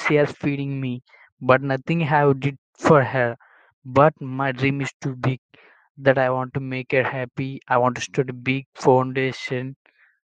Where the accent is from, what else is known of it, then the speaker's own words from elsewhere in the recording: India; first language Telugu; English is a second language; from India. I live in a village in India.